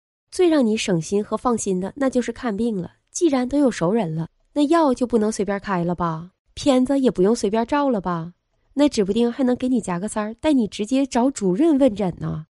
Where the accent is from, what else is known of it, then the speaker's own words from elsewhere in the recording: Qiqihar, Heilongjiang, China; 我的家乡是黑龙江省齐齐哈尔市，跟鹤岗是同一个省份的。虽然它不是鹤岗，但却有很多相似的地方。